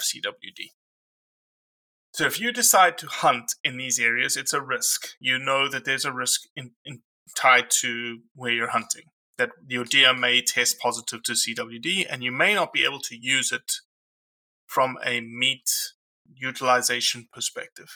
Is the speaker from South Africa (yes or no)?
yes; South Africa; moved away as an adult; now in Mississippi, United States; I'm a South African who's been in Mississippi since 2003